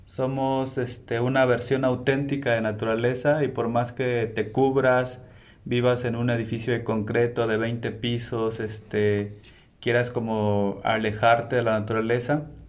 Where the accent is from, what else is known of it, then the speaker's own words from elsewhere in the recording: Mexico; yo pinto mucho arte relacionado a, a mi pueblo, que es New Sabio indígena. Y a pesar de que en México existen 68 lenguas